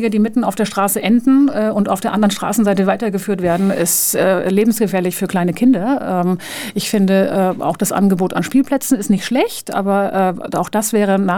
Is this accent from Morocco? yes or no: no; Switzerland; now in Linz, Austria; komme ich komme nun aus der Schweiz und bin extrem verwöhnt worden